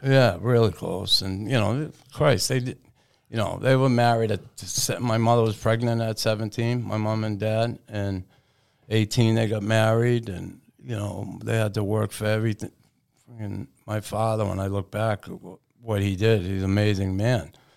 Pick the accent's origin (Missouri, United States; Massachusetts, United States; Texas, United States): Massachusetts, United States; Boston; moved away as an adult; also born or lived in Montreal; growing up in Boston when I did in the sixties and seventies